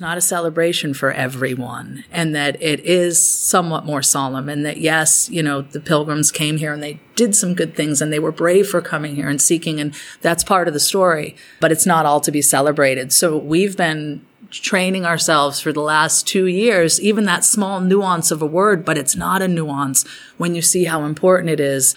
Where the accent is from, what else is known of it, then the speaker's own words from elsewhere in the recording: Provincetown, Massachusetts, United States; I grew up in Provincetown, and when you grow up in Provincetown, and it's all you know